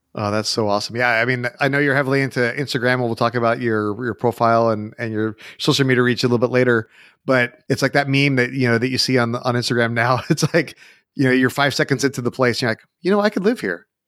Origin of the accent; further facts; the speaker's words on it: United States; obviously I'm American